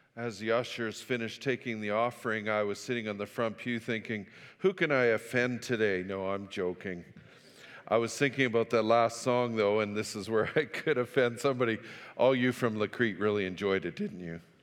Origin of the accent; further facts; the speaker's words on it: Fort St. John, British Columbia, Canada; moved away; also born or lived in Saskatchewan; I grew up in Fort Saint John